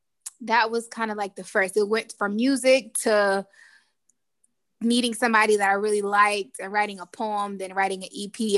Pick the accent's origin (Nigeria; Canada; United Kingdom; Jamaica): Jamaica; I'm Jamaican